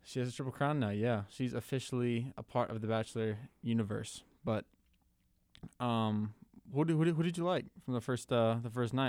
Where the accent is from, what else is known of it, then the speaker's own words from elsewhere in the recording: Minnesota, United States; my home state of Minnesota